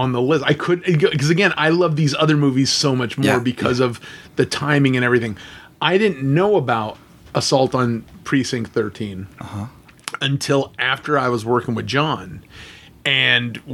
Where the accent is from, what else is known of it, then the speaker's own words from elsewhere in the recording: Los Angeles, California, United States; me being from Los Angeles, I grew up in North Hollywood, California